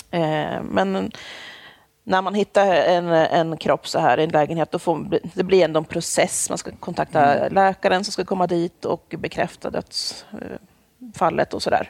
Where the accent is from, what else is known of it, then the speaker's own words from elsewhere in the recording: Jämtland, Sweden; moved away as an adult; also born or lived in Stockholm; now in Linköping, Sweden; Jag är, jag är född i Stockholm. Jag är Aha. uppvuxen i Jämtland